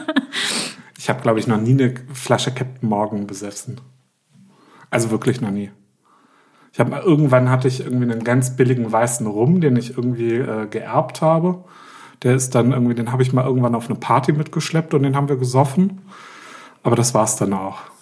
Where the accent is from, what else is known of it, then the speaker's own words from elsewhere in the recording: Berlin, Germany; bei uns in Berlin